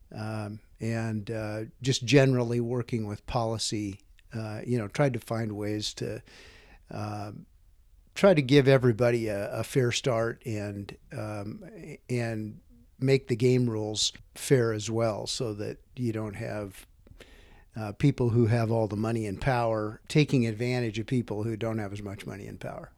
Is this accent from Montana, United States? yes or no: yes; Whitefish, Montana, United States; also born or lived in western Nebraska; I grew up in Whitefish. Uh, we moved there when I was eight years old. Um, I'd been born in western Nebraska